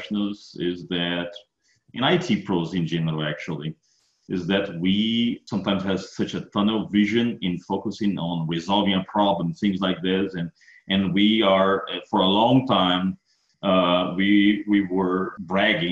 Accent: Brazil; moved away as an adult; now in Texas, United States; I'm originally from Brazil, and I study ISO 2000, ISO Server 2000 book written by Tom when I was in Brazil

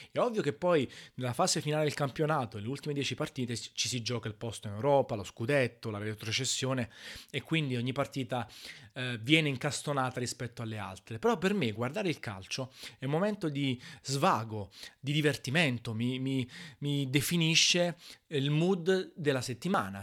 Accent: Naples, Campania, Italy; sono nato a Napoli

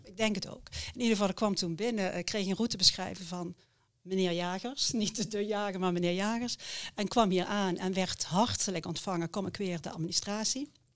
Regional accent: near Heerlen, Limburg, Netherlands; moved away as an adult; also born or lived in Utrecht / Oss; geboren en getogen in Limburg. oudste en een gezin van vijf kinderen. We woonden vlak bij Heerlen.

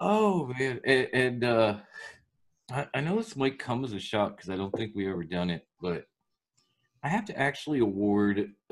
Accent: Philadelphia, Pennsylvania, United States; now in Virginia, United States; I'm from Philly

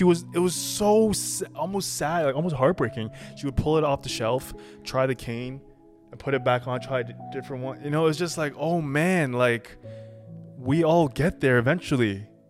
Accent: Toronto, Ontario, Canada; first language Chinese; also born or lived in Mississauga; I was born in North York. Oh, yeah. North York General.

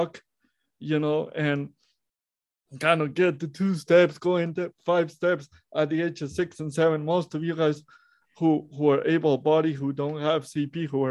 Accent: Monterrey, Nuevo León, Mexico; I was born in Monterrey, Mexico, how I was born premature

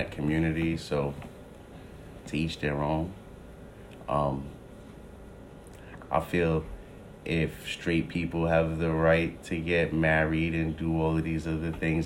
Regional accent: New York City, New York, United States; I grew up in Queens

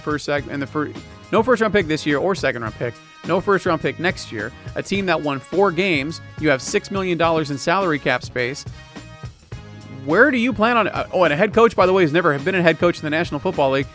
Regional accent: Phoenix, Arizona, United States; I was born and raised in Phoenix, Arizona

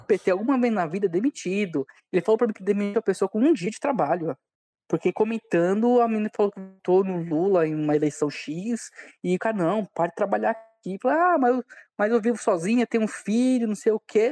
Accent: São Bernardo do Campo, São Paulo, Brazil; also born or lived in Diadema; Nasci em Diadema, mas sempre morei aqui em São Bernardo.

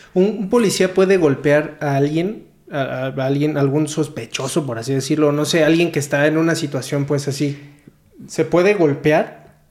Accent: Mexico; yo nada más he vivido en México, yo nada más conozco México, soy un mexicano

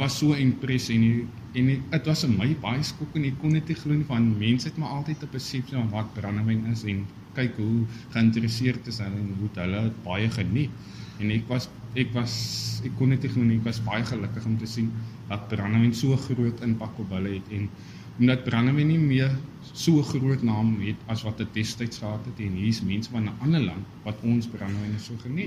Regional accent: South Africa; ons as Suid-Afrikaners

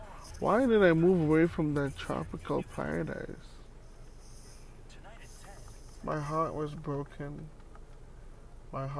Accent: St. Vincent & Grenadines; now in Canada; I was born in the Caribbean, an island called St. Vincent and the Grenadines

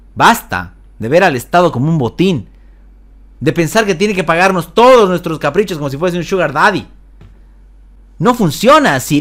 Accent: Bolivia; como bolivianos

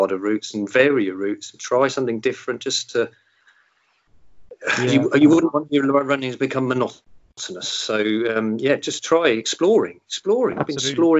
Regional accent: Portsmouth, South East England, United Kingdom; born there; I was born in Portsmouth, or South Sea. In fact, I walked past the house yesterday. It was where my gran lived.

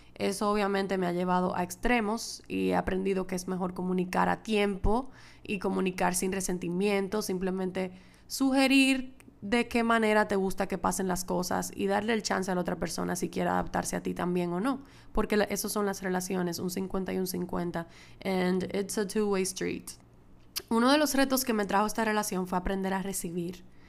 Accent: Dominican Republic; moved away as an adult; also born or lived in Madrid, Spain; es mi primera vez grabando desde República Dominicana, desde que me mudé de Madrid para acá, para mi casa de nuevo

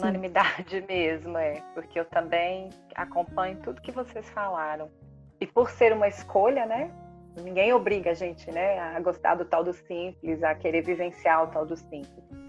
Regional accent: Minas Gerais, Brazil; A gente como mineiro

